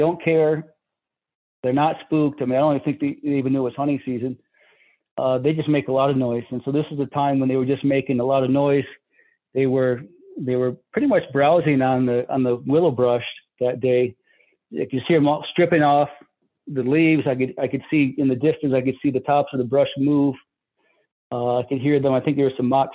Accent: Michigan, United States; moved away; I'm from Michigan originally

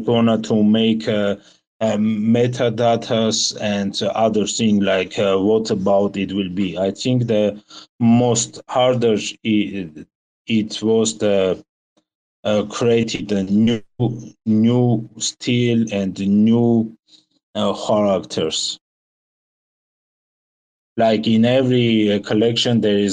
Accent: Armenia; We are from Armenia

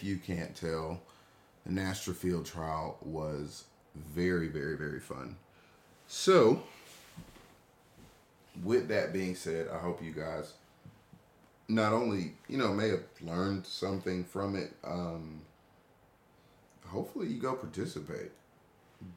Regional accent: Atlanta, Georgia, United States; here in Atlanta, my hometown

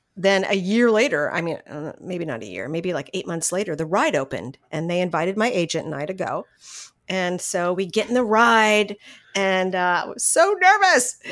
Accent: San Fernando Valley, California, United States; I was born and raised in San Fernando Valley

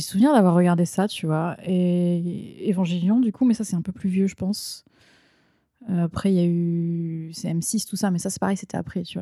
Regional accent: Ardennes, Grand Est, France; moved away as an adult; also born or lived in Lille; now in Japan; je viens des Ardennes, donc petite, euh, petit département euh, on n'a pas de faculté, donc il fallait forcément que je parte

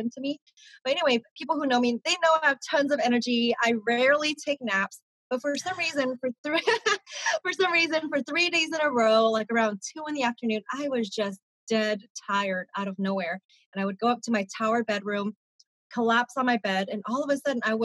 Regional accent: Sacramento, California, United States; Born and raised in Sacramento, California.

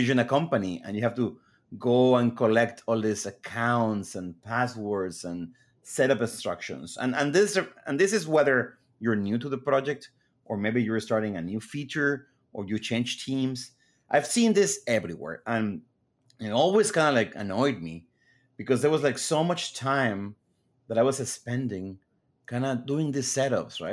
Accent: Mexico; moved away as an adult; now in United States; I grew up in Mexico, then moved to the U S right after school

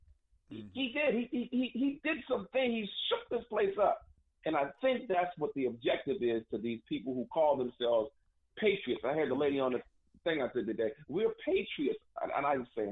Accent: United States

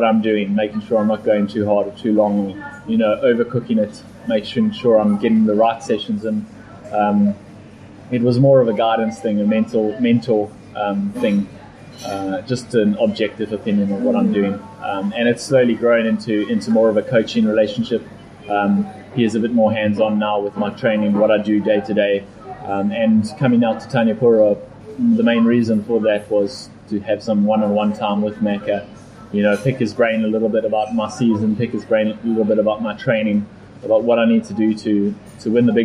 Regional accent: South Africa; I am from South Africa and from a hot environment, so I handle the heat pretty well

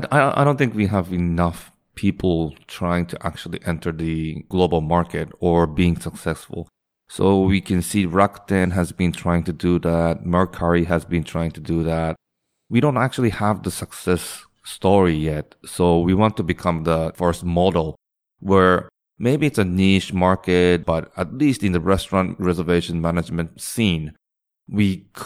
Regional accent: Singapore; In my case, I grew up in Singapore and, you know, went to international school where the education style was exact opposite of the Japanese style.

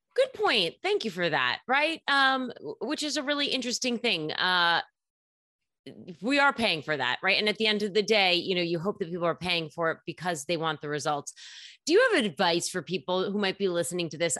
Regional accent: New York City, New York, United States; as a New Yorker, there's so many gyms here

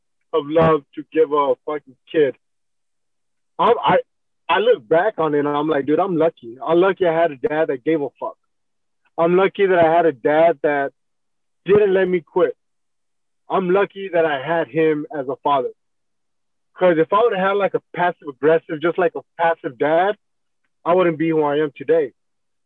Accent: Huntington Park, California, United States; also born or lived in East Los Angeles, California; I grew up in Huntington Park, and then moved to East LA when I was 10 years old with my dad

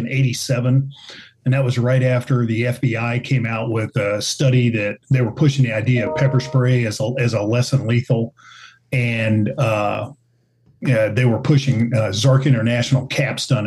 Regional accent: Kansas, United States; I'm from Kansas

